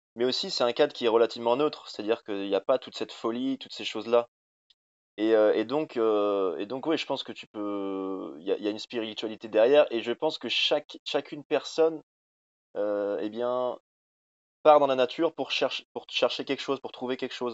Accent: Rambouillet, Île-de-France, France; moved away; also born or lived in Haute-Savoie; je suis parisien de base

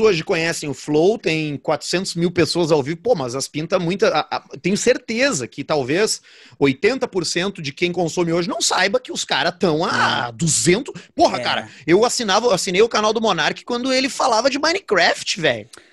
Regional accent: Porto Alegre, Rio Grande do Sul, Brazil; also born or lived in Caxias do Sul; quando eu era moleque, aqui em Porto Alegre

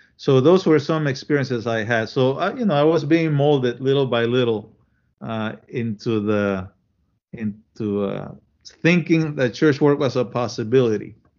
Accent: Panama; also born or lived in Chile / Williamsburg, Iowa; now in United States; I was born in Chile and I grew up in Panama.

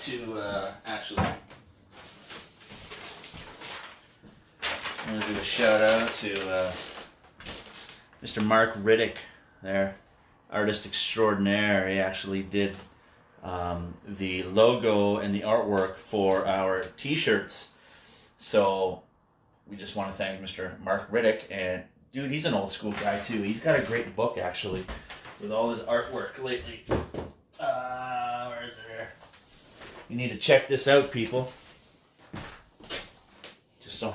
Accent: Canada; we're from Canadlandia

